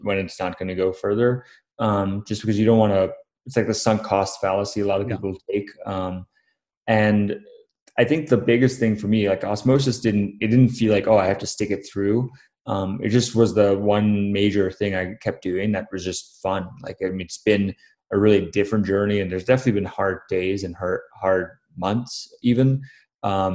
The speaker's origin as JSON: {"language": "English", "region": "Florida", "country": "United States", "tie": "born or raised there", "also_born_or_lived": "Namibia / Durban, South Africa", "said": "I grew up in Florida"}